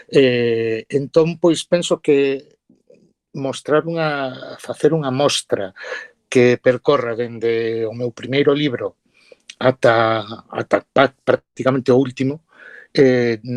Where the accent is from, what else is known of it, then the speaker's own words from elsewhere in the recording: Ourense, Galicia, Spain; Ourense é a miña cidade, a miña cidade natal, eu levo e visto a miña ourensanía polo mundo adiante